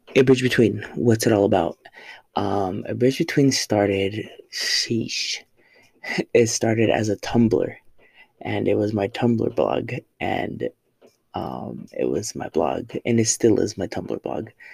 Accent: Oxnard, California, United States; moved away as an adult; now in El Paso, United States; I am from Oxnard, California, uh, Southern California.

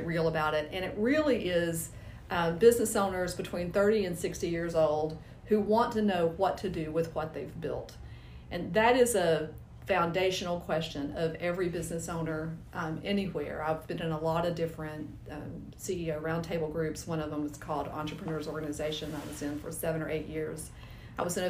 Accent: Nashville, Tennessee, United States; I'm from Nashville, almost originally. We moved here when I was 5 years old, so I consider myself a native

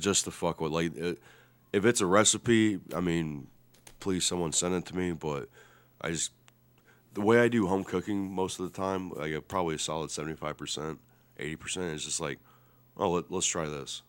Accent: Lima, Ohio, United States; based out of Lima, Ohio. My hometown

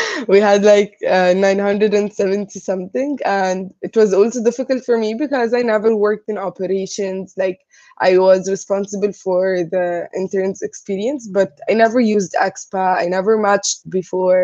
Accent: Egypt; moved away as an adult; now in Vietnam; I'm from Egypt

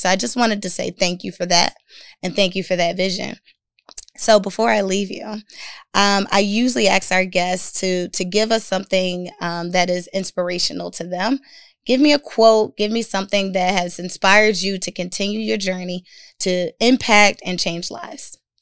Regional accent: Philadelphia, Pennsylvania, United States; I'm a girl from North Philadelphia

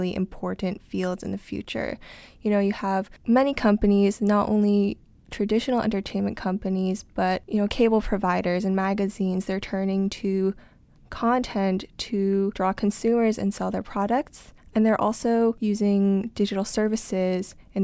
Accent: Ithaca, New York, United States; now in New York City, United States; I'm from Ithaca, New York

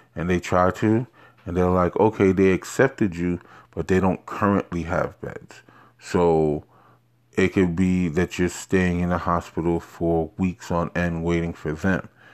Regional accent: New York City, New York, United States; also born or lived in Queens, New York; I am born and bred in Har-, New York, Harlem, mostly a little bit of Queens, but, uh, you know, mostly, um, in Harlem, New York.

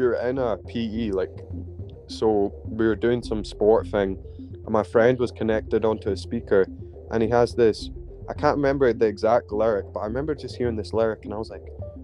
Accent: Glasgow, Scotland, United Kingdom; I was born in Glasgow

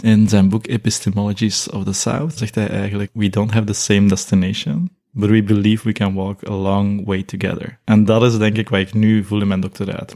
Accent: Belgium; first language Nepali; also born or lived in Nepal; ik hier eigenlijk in België met eh, witte ouders ben opgegroeid

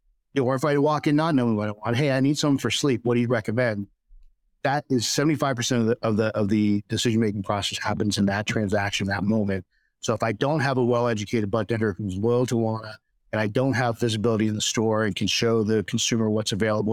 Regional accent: Texas, United States; And we said, oh, we're from Texas. We eat jalapenos.

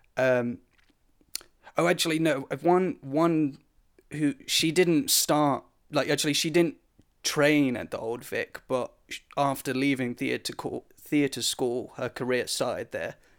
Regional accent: United Kingdom; me being British

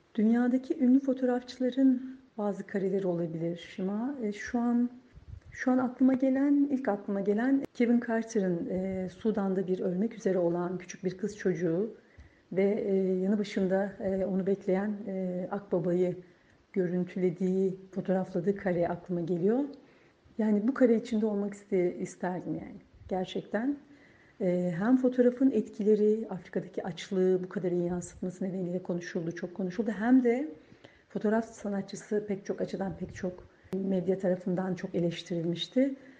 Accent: Ankara, Turkey; also born or lived in Ürgüp, Nevşehir; Ürgüp Nevşehir doğumluyum. Bir buçuk iki yaşında Ankara'ya dedem emekli öğretmen. O emekli olduktan sonra e, Ürgüp'te Ankara'ya yerleştik ailece.

